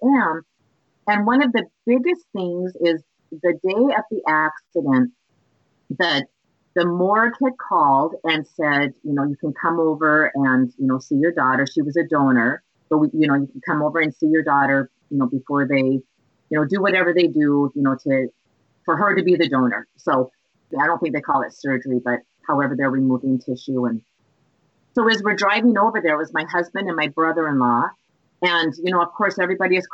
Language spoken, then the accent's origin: English; Montana, United States; moved away as an adult; now in Minnesota, United States; I grew up right in the Rocky Mountains